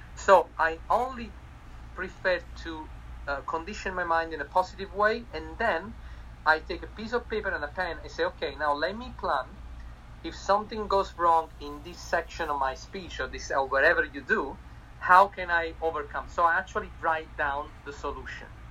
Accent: Italy; accent: Italian; English is a second language; moved away; I'm Italian

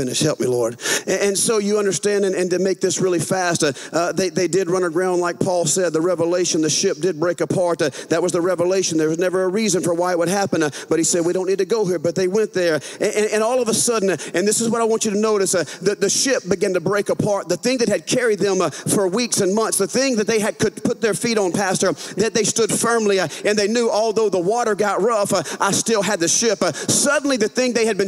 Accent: Louisiana, United States; accent: southern; I'm from a northern state, Louisiana

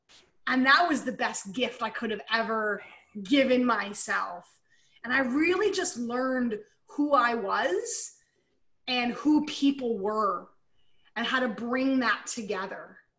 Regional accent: Pennsylvania, United States; now in Canada; I moved from Pennsylvania, Eric's from Canada, right? So I'm now here in Canada.

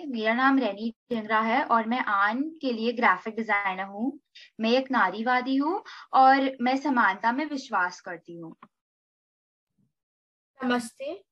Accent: India; first language Hindi; आखिरकार मैं एक भारतीय हूँ हिंदी सिर्फ मेरी भाषा नहीं है बल्कि मेरी पहचान भी है

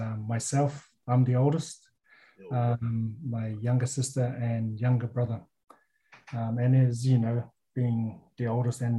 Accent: Auckland, New Zealand; also born or lived in Savai'i, Samoa / Cairns, Australia; now in Australia; I was born in Savai'i, the big island. And my parents are from different islands. They met in the hospital. I spent most of my years growing up in New Zealand. So my parents moved when I was about 4 or 5 years old.

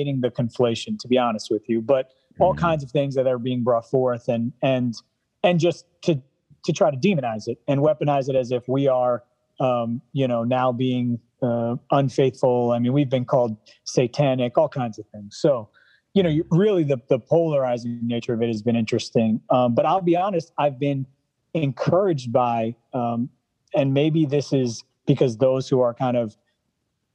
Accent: New York City, New York, United States; being in the Bronx, being a New Yorker, and kind of growing up in Lutheranism out here

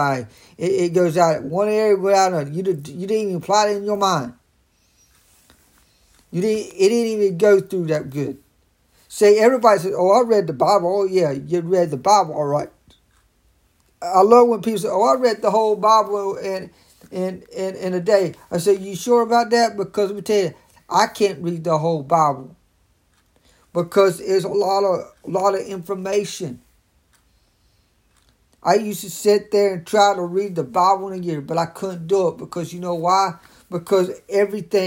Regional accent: Raleigh, North Carolina, United States; I'm from Raleigh, North Carolina

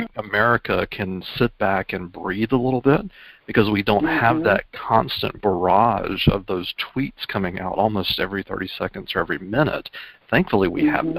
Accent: South Georgia, United States; also born or lived in Atlanta metro area; now in Atlanta, United States; I'm a lifetime Georgian. I'm from South Georgia and moved up to the Atlanta metro area in 2003.

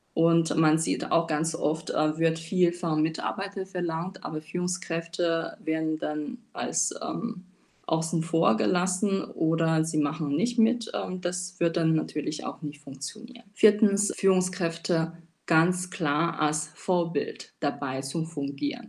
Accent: China; German is a second language; moved away as an adult; now in Germany; Ich bin gebürtige Chinesin, lebe seit acht Jahren in Deutschland

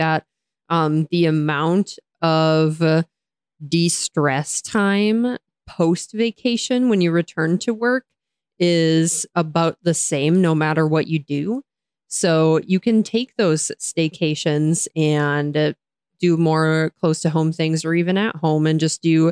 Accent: United States; I am an American

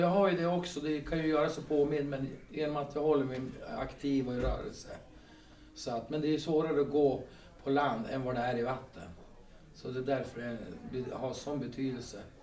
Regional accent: Skutskär, Uppsala County, Sweden; moved away as an adult; also born or lived in Kalix / Haparanda / Byske; now in Skellefteå, Sweden; Alltså jag är född i Uppsala och uppväxt i Skutskär

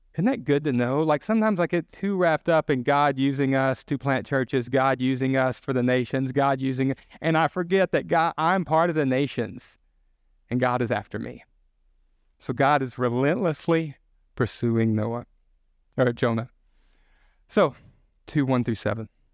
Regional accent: the South, United States; I'm from the South. We have a lot of comfort food

